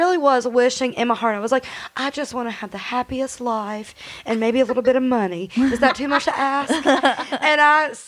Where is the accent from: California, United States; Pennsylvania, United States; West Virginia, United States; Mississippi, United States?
West Virginia, United States; Beckley; I'm from Beckley